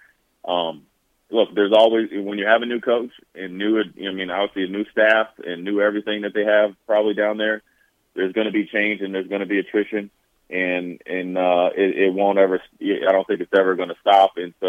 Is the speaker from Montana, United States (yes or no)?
yes; Montana, United States; And I had a good camp, but I'm from Montana.